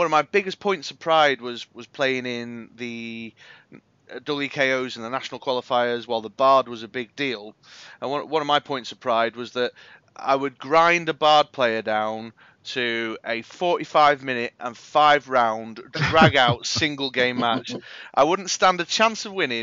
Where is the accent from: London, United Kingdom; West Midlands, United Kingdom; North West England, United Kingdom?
North West England, United Kingdom; Manchester; I am from Manchester